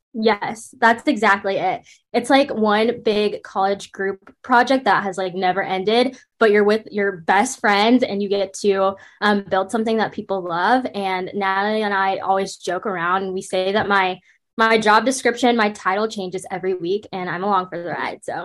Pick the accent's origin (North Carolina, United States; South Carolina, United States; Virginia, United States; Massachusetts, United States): North Carolina, United States; Raleigh; also born or lived in Brooklyn, New York; when I was younger in elementary school, we moved to the Raleigh area of North Carolina, and I grew up there